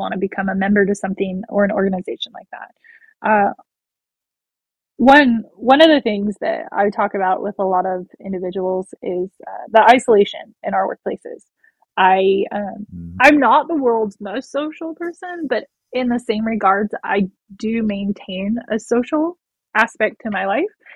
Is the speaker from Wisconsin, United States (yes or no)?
no; California, United States; I'm from California, but I didn't grow up on a generational ranch